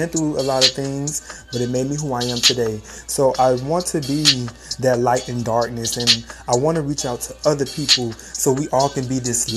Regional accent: Miami, Florida, United States; I am from Miami, Florida. Miami-Dade bred me

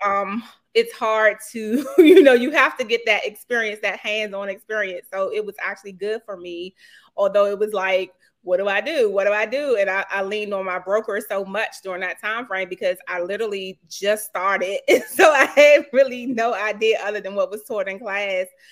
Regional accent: Washington, District of Columbia, United States; moved away as an adult; now in Lanham, Maryland, United States; I grew up in Petworth

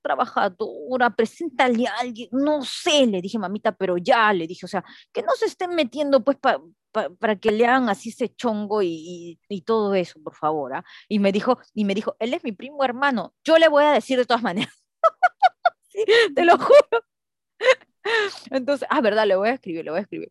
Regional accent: Peru; soy peruana

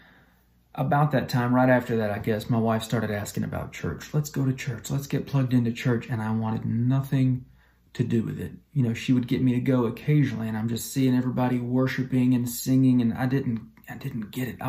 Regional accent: Talladega, Alabama, United States; I am from Alabama, a little town called Talladega.

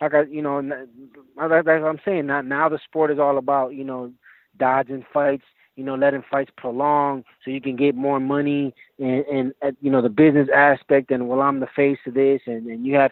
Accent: Milwaukee, Wisconsin, United States; now in Las Vegas, United States; I was born here in Milwaukee, Wisconsin, in the United States

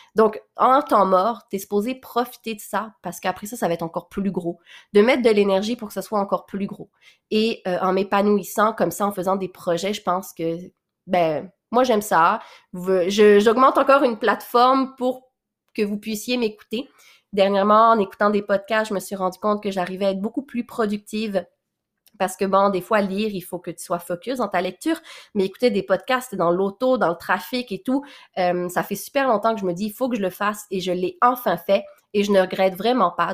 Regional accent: Quebec, Canada; accent: mix of French and Québécois; also born or lived in Réunion; où j'ai grandi au Québec, là, donc euh, Valmorin, Sainte-Agathe

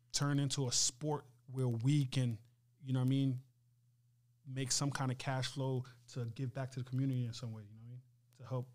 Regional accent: Mali; also born or lived in Libya; I was born in Libya, but I'm originally from West Africa, Mali.

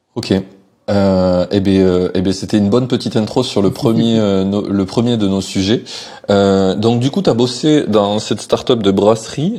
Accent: France; chez nous en France

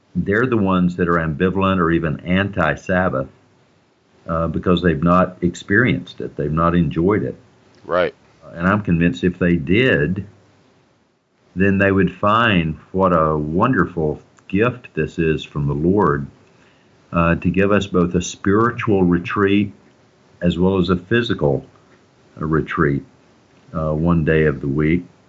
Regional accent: the South, Southern United States, United States; I'm a Southerner

